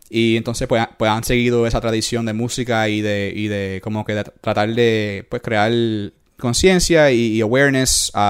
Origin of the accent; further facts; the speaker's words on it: Puerto Rico; moved away; yo soy hombre, un hombre puertorriqueño, hombre latino, yeah. hispanoamericano.